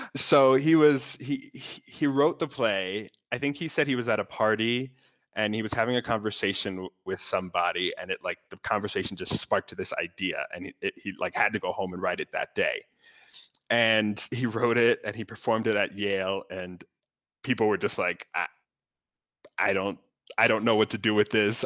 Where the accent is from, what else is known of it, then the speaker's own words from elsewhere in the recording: Northern Virginia, United States; now in New York, United States; I grew up in Northern Virginia, really close to Washington, D.C.